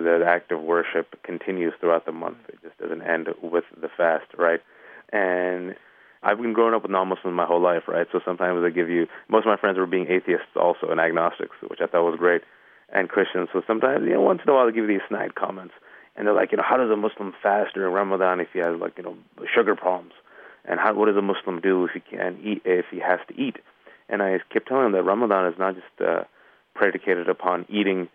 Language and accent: English; Bay Area, California, United States; I'm from the Bay Area, California